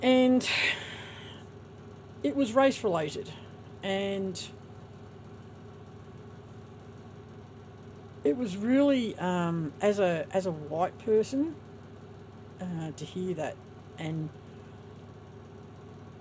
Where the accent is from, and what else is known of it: Australia